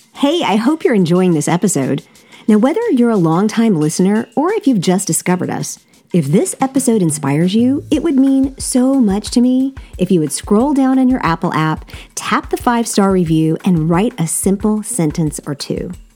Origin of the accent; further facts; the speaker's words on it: South Korea; I grew up in Korea